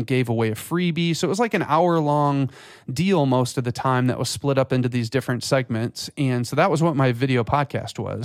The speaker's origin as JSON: {"language": "English", "region": "West Michigan", "country": "United States", "tie": "born or raised there", "also_born_or_lived": "Florida", "said": "I grew up in West Michigan, so, um, and, you know, moved away to Florida for school and then came, came back."}